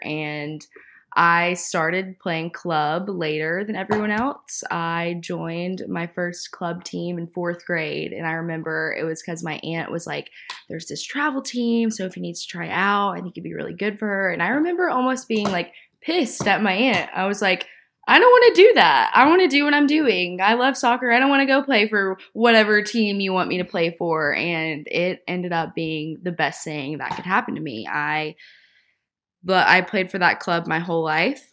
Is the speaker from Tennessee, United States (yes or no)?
yes; Nashville, Tennessee, United States; I am originally from Nashville. I was born and raised in the suburbs